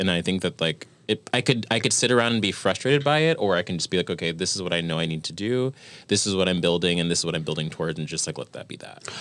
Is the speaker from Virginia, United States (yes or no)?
yes; Virginia, United States; now in New York, United States; I was born in Virginia